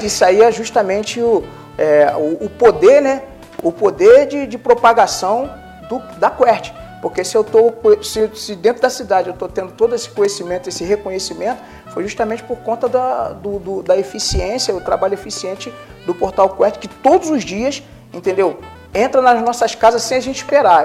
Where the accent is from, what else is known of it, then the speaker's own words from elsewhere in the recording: Rio de Janeiro, Brazil; moved away as an adult; also born or lived in Corumbá, Mato Grosso do Sul / Pernambuco; now in Dom Pedrito, Brazil; eu sou carioca da gema